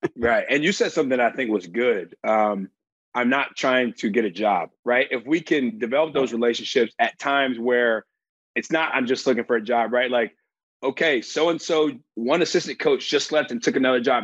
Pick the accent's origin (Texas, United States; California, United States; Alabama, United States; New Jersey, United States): Alabama, United States; I grew up in Alabama.